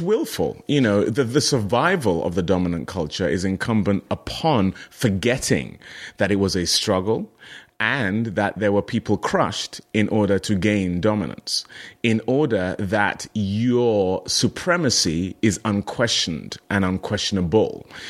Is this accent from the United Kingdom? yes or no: yes; United Kingdom; moved away as an adult; also born or lived in Nigeria; now in United States; I identify as British